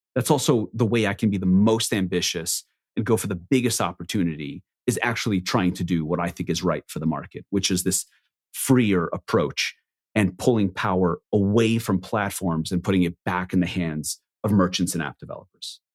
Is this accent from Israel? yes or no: yes; Israel; I was born in Israel on a kibbutz, which is effectively a commune